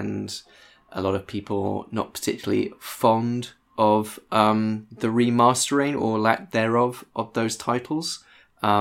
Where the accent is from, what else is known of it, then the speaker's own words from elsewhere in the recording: United Kingdom; we in the UK